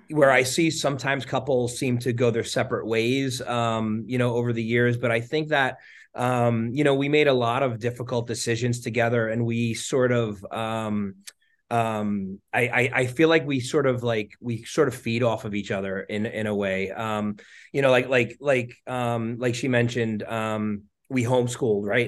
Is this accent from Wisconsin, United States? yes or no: no; New Jersey, United States; I grew up in New Jersey, um, North Jersey, um, pretty much my whole life